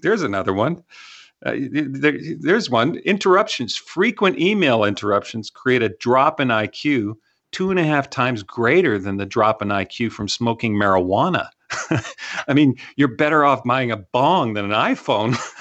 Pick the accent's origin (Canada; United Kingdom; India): Canada; now in Texas, United States; I'm from Canada